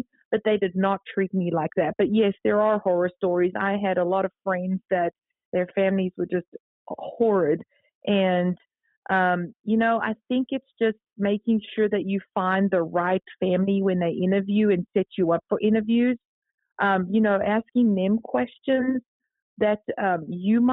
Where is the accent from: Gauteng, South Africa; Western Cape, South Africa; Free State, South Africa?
Gauteng, South Africa; Johannesburg; moved away as an adult; also born or lived in Michigan; now in Texas, United States; I'm originally from Johannesburg, South Joburg, which was Oakdene. Grew up there, raised, born, always lived in the South